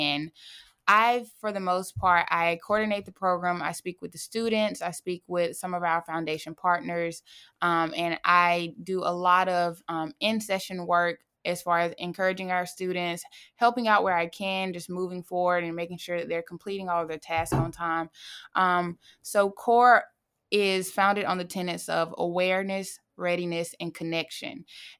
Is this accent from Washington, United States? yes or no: no; Fairhope, Alabama, United States; also born or lived in Monroeville; I was born in Monroeville, Alabama, and I moved to Fairhope, Alabama when I was in middle school, graduated from Fairhope High School, go Pirates.